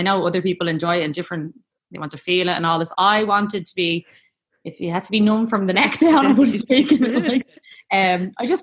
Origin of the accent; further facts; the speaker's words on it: Dublin, Leinster, Ireland; I am from Talla in Dublin, and I am a mom of four